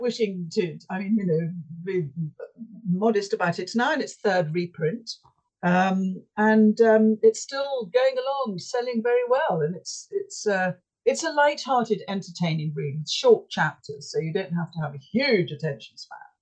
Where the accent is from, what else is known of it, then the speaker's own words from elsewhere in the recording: Yorkshire and the Humber, United Kingdom; moved away; I come from Yorkshire